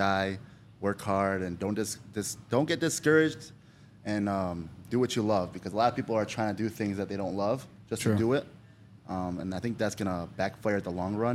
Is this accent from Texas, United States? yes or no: no; Sterling Heights, Michigan, United States; I'm from Sterling Heights or I went to Jeanette or Utica High School.